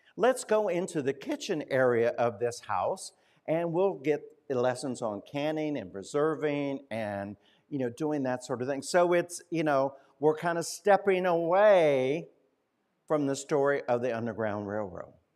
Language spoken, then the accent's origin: English; Winchester, Indiana, United States; moved away; my hometown of Winchester, Indiana